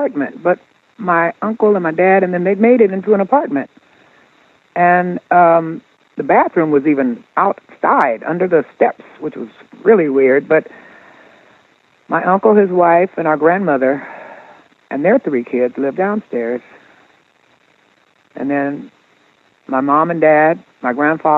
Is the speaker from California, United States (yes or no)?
yes; Oakland, California, United States; growing up in Oakland